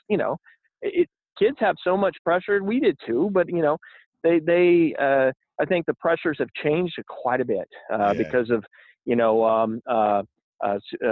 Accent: Robertsdale, Alabama, United States; I grew up in Robertsdale, Alabama, and, you know, right across the bay from Mobile

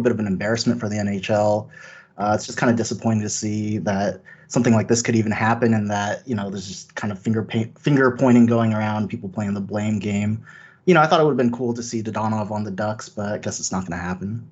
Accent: Bay Area, California, United States; I'm from the Bay Area, California

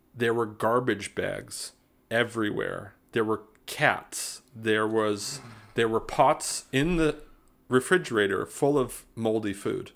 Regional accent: South Bend, Indiana, United States; moved away; also born or lived in Mishawaka, Indiana / Tilburg, Netherlands / Greensboro; I grew up in South Bend, Indiana

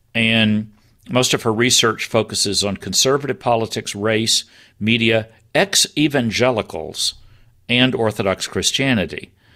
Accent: United States; I'm an American

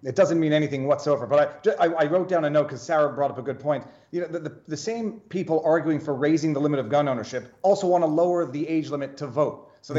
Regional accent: Canada; moved away as an adult; now in Florida, United States; I'm from Canada. I took the firearm safety course in Canada. I'm from a country

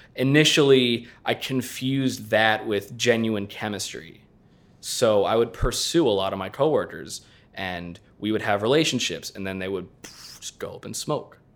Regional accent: southeastern Pennsylvania, United States; moved away; also born or lived in Los Angeles; southeastern Pennsylvania

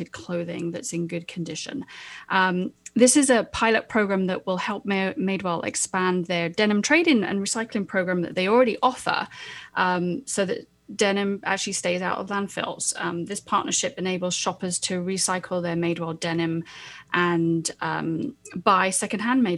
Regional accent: United Kingdom; moved away; I'm British

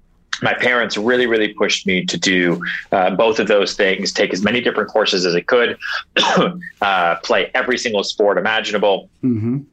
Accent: Houston, Texas, United States; born there; now in New York, United States; I'm not from here. I was born in Houston, Texas. I grew up a little bit in Long Island outside Boston. You know, I bounced around 8 times

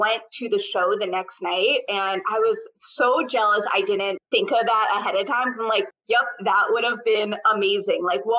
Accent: New York, United States; now in Washington State, United States; I'm also a true New Yorker

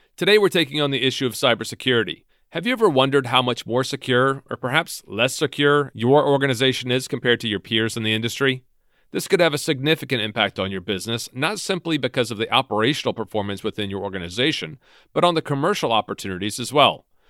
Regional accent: Virginia, United States; based in my home state, in Virginia, outside of Washington, D C

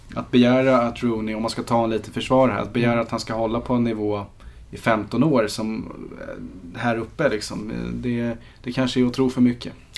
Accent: Sweden; för mig som svensk

